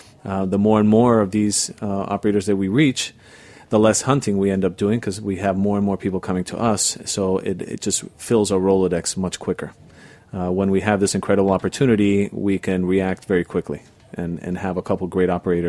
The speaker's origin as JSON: {"language": "English", "town": "Madrid", "country": "Spain", "tie": "born or raised there", "also_born_or_lived": "Barcelona", "said": "In Spain. Born and raised in Spain."}